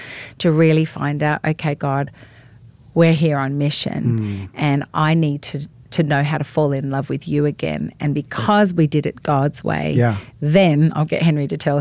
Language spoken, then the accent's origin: English; Australia; moved away as an adult; now in United States; we are originally from Australia, have been married 25 years